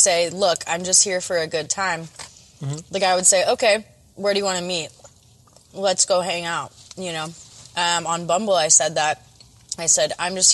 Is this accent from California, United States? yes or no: yes; Petaluma, California, United States; I'm born and raised in Petaluma, California, a little bit north of San Francisco